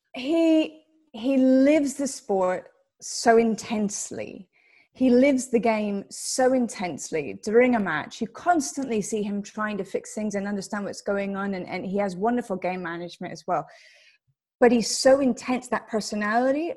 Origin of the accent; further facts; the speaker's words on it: United States; moved away as an adult; being an American and not having a passport